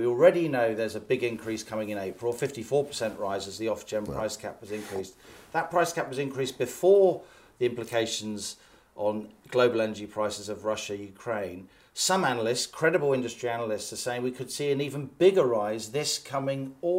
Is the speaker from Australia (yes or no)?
no; United Kingdom; We split the atom as British people.